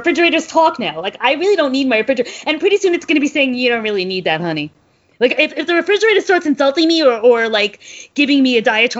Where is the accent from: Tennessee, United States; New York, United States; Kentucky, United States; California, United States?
New York, United States; New York City; To me, that was my moment of I'm a New Yorker in a trailer on a dairy farm.